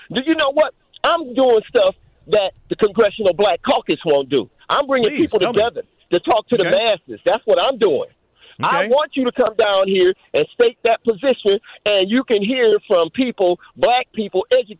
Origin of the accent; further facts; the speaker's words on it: Flint, Michigan, United States; I'm black. I come from the hood. I come from Flint.